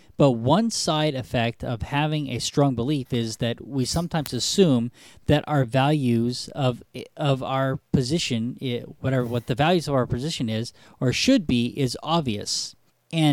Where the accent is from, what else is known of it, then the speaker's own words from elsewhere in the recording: United States; I am an American.